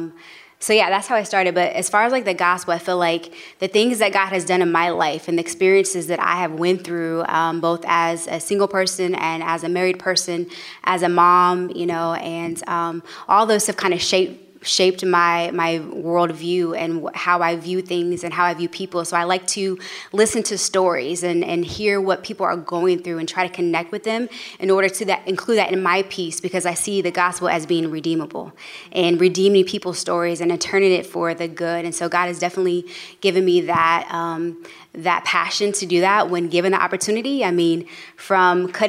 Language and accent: English; Kansas City, Missouri, United States; now in Long Beach, United States; currently located in Long Beach, California, originally from Kansas City, Missouri.